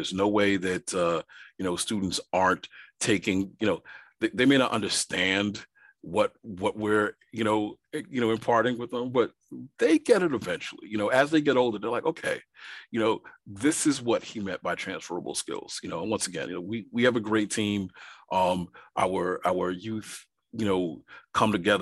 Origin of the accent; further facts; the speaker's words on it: New York City, New York, United States; I grew up in Brooklyn, New York